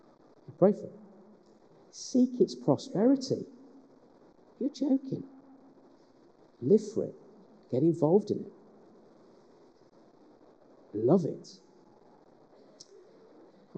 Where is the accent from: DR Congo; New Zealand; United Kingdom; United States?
United Kingdom; West Midlands; now in Sheffield, United Kingdom; I'm from the West Midlands.